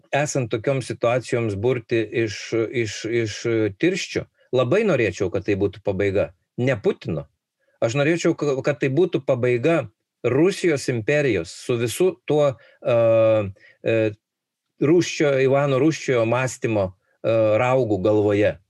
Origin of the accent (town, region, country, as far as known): Lithuania